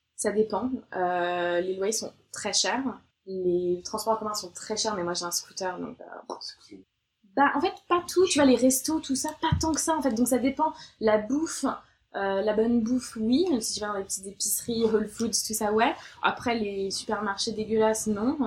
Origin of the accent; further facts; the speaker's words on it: France; moved away as an adult; also born or lived in Australia; now in London, United Kingdom; en tant que française